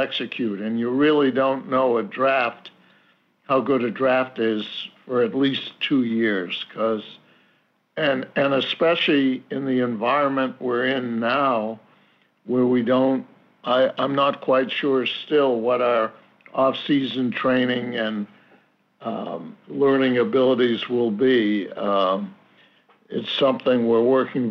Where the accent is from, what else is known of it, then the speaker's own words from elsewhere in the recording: Boston area, Massachusetts, United States; owning this team in my hometown